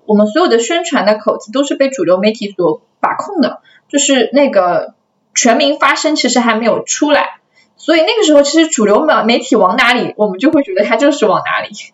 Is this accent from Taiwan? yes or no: no; China; 讲的是我们中国人对自己的接纳